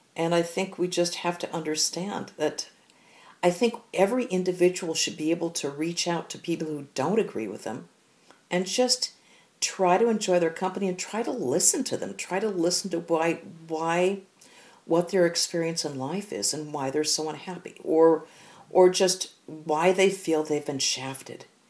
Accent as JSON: {"language": "English", "country": "United States", "said": "we, as Americans"}